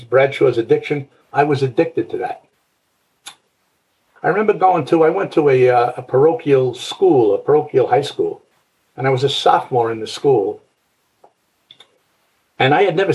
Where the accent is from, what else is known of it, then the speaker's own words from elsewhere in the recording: New York City, New York, United States; I came from Brooklyn, New York.